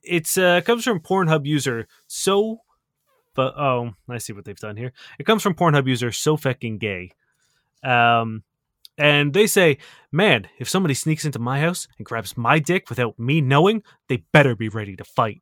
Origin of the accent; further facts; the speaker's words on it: Canada; you're talking to a Canadian